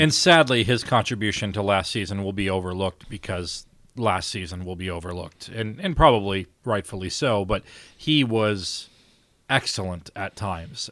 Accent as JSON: {"language": "English", "town": "Valparaiso", "region": "Indiana", "country": "United States", "said": "I'm from Valpo"}